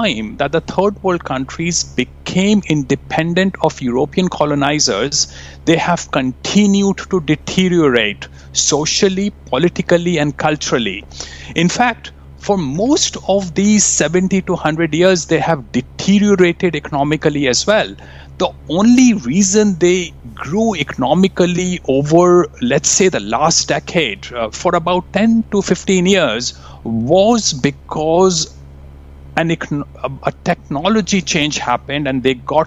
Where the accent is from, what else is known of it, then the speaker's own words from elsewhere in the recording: India; moved away; I grew up in India.